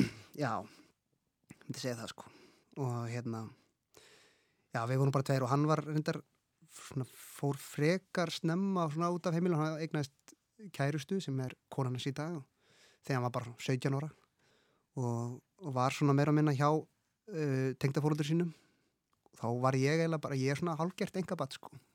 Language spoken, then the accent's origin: Icelandic; Reykjavík, Capital Region, Iceland; ég er uppalinn í Vesturbænum og verið þar alla mín æfi